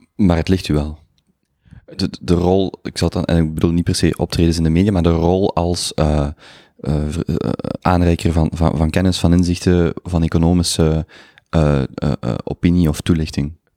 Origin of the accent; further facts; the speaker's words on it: Limburg, Flanders, Belgium; voor een verre Limburger zoals ik